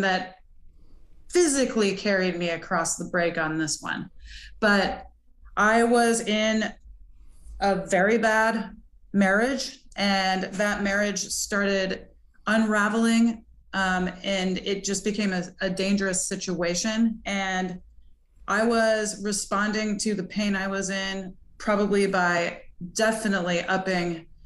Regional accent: Montana, United States; I grew up in Montana and it's just a partying place

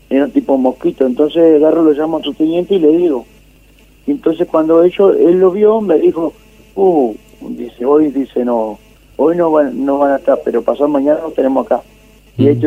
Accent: Mercedes, Buenos Aires Province, Argentina; Yo hacía eso. De Mercedes, de la provincia de Buenos

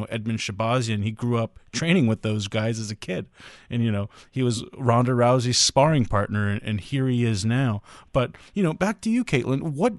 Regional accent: Los Angeles, California, United States; I was born and raised in Los Angeles. Both of my parents are from the actual country of Armenia. And, you know, in Los Angeles, there's over 1 million Armenians.

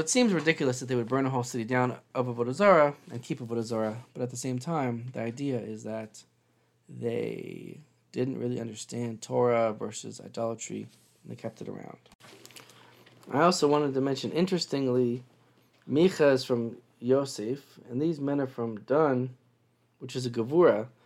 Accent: Seattle, Washington, United States; moved away; I'm from Seattle

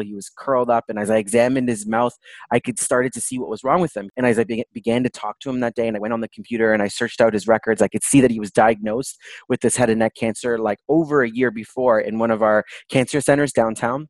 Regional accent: Toronto, Ontario, Canada; I was born and raised in Toronto, Canada

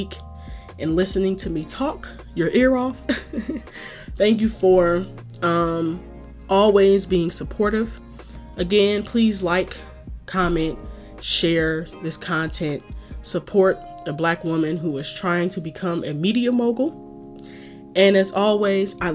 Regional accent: Detroit, Michigan, United States; moved away as an adult; now in Chicago, United States; born and raised in Detroit, lived in the Midwest my whole life.

